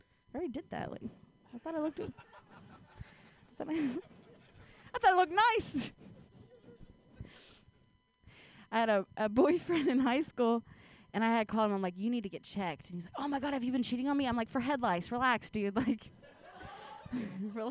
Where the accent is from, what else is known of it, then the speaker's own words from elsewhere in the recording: Ohio, United States; now in San Francisco Bay Area, United States; I grew up in Ohio